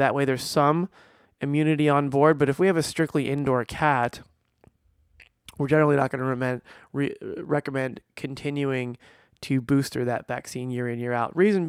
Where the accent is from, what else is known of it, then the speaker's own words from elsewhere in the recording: New Jersey, United States; I grew up in New Jersey, squirrels everywhere. Here in Florida, squirrels everywhere.